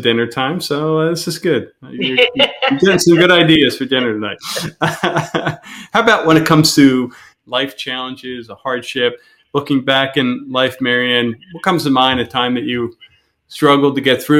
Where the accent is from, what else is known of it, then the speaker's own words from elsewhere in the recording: Philadelphia, Pennsylvania, United States; we're both from the Philadelphia area